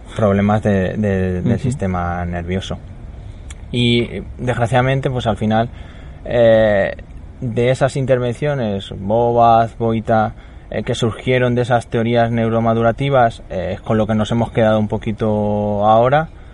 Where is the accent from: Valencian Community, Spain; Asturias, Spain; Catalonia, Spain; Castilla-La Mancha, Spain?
Castilla-La Mancha, Spain; Talavera de la Reina; me fui a un centro de educación especial de donde yo soy, en Talavera, cerquita de mi casa